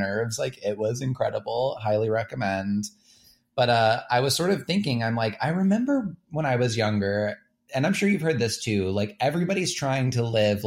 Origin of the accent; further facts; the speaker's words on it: Cartersville, Georgia, United States; moved away; I spent my whole life right outside of Atlanta. And I grew up in Cartersville.